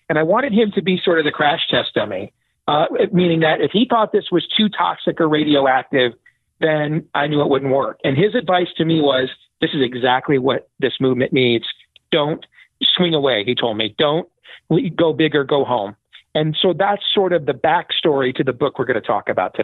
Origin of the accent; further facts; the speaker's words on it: Iowa, United States; here in my home state of Iowa